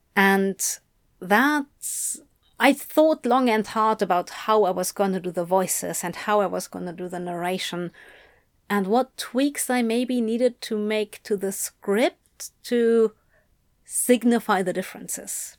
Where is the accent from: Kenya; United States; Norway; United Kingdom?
United Kingdom; I am a Brit